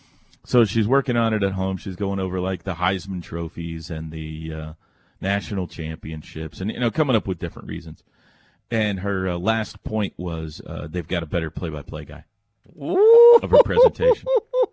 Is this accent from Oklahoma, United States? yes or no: yes; Oklahoma, United States; also born or lived in Indiana; I grew up in Oklahoma. I live here now.